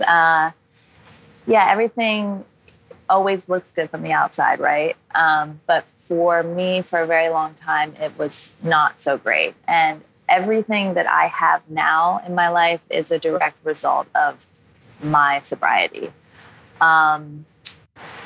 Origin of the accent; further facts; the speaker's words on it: United States; I, as an American